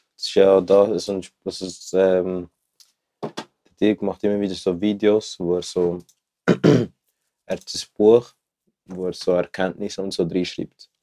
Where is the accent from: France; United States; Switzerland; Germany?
Switzerland; Zurich; ich komme aus Zürich